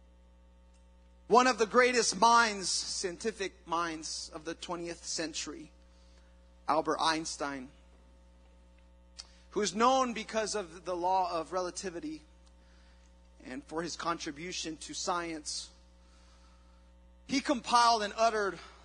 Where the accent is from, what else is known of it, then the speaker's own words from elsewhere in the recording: Mexico; moved away; I was in Mexico, and growing up in Mexico